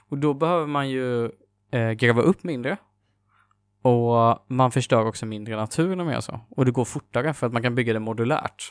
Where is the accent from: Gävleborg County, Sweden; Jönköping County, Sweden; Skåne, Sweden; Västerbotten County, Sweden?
Jönköping County, Sweden; Jönköping; moved away; Jag är ju från Jönköping ursprungligen